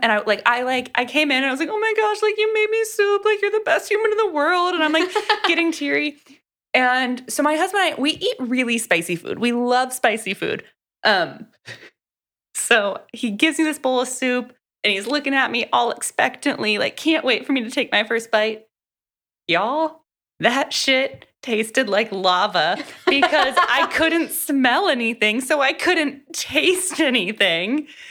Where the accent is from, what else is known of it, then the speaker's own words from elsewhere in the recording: Gulf Coast of Florida, United States; I grew up on the Gulf Coast side of Florida